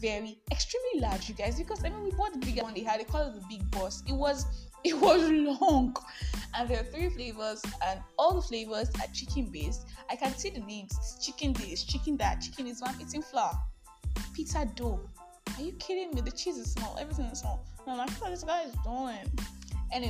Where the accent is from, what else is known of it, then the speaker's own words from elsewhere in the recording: Nigeria; I am the Nigerian Christian …